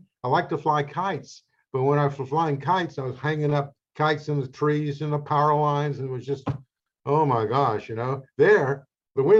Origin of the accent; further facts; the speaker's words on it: Charlotte, North Carolina, United States; Growing up in Charlotte, I was an outdoor person